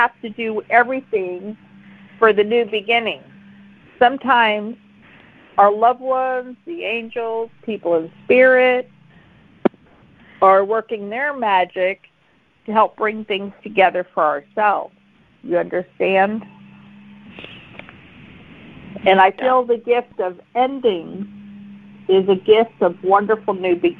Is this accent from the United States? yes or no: yes; McKeesport, Pennsylvania, United States; I'm from McKeesport in Pittsburgh